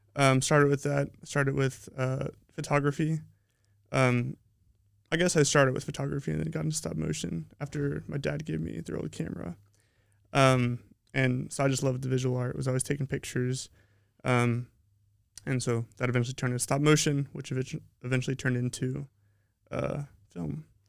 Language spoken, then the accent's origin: English; Colorado, United States; moved away; also born or lived in Utah; I'm from Colorado. Um, I was born in Utah, but pretty much I was raised in Colorado.